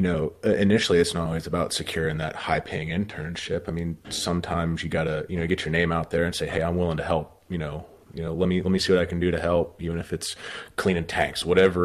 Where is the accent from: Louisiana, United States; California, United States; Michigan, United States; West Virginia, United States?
West Virginia, United States; Originally from West Virginia, born and raised, went to school there at WVU.